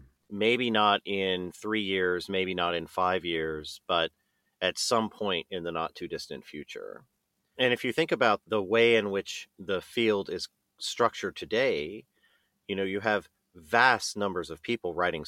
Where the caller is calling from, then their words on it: Seattle, Washington, United States; Yes, I'm in Seattle, and we have a small office space here in the University District.